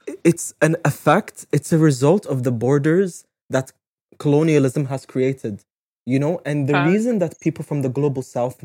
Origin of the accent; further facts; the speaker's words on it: United Arab Emirates; my mom is Moroccan, my dad is Emirati. So sometimes I say Moroccan Emirati, but I grew up in the UAE my whole life.